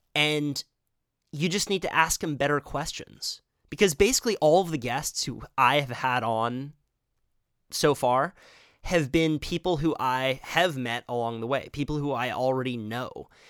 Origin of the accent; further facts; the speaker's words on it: Santa Cruz, California, United States; I was born on the Midtown. Then my parents split up, my mom moved to Trout Gulch. My dad moved to the east side